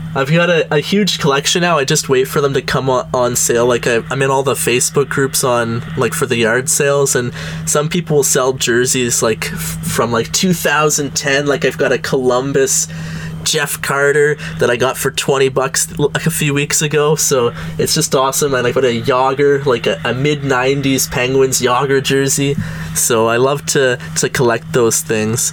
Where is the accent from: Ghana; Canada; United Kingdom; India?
Canada; Gananoque, Ontario; we're both from Gananoque, only five thousand people